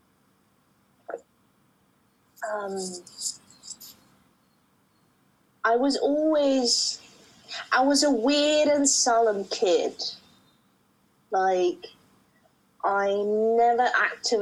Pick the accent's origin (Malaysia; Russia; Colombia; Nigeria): Russia; born or raised there; also born or lived in Uzbekistan; now in London, United Kingdom